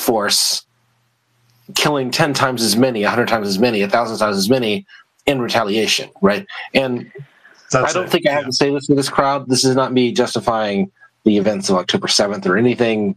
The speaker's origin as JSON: {"language": "English", "region": "the American South", "country": "United States", "tie": "born or raised there", "said": "I grew up in the American South"}